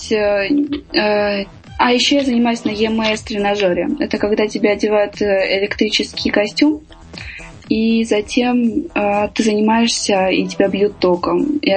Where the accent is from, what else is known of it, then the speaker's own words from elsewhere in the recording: Armenia; Я армянка, это очень традиционная национальность которая э, приняла христианство самое первое в мире как э, полное государство, затем были Греция и Израиль.